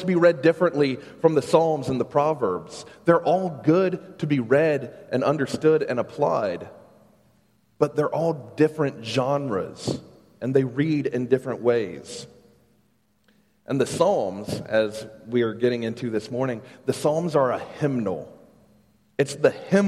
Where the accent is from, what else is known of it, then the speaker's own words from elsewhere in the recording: Ladson, South Carolina, United States; moved away as an adult; also born or lived in Charlotte, North Carolina; I grew up here in the Charleston area. I grew up out in Ladson, graduated from Stahl High School